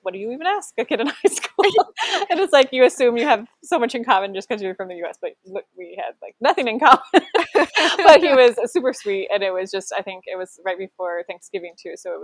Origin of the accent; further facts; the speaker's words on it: Essex, Iowa, United States; moved away as an adult; now in Rheinbach, Germany; I'm originally from Essex, Iowa, and then now we are in Rheinbach, Germany